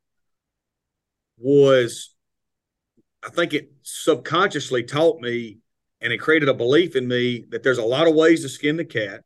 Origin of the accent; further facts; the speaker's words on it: Itawamba County, Mississippi, United States; Itawamba Community College was my hometown JUCO